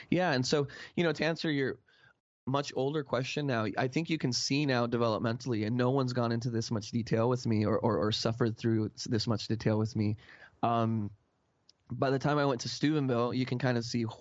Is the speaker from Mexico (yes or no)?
yes; Mexico; I grew up playing soccer in Mexico on the streets